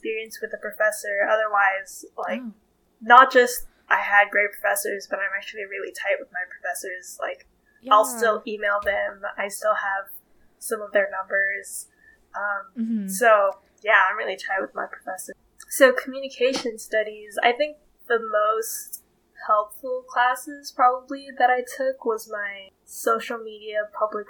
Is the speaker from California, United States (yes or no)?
yes; Vallejo, California, United States; I'm from the Bay Area, Vallejo, California specifically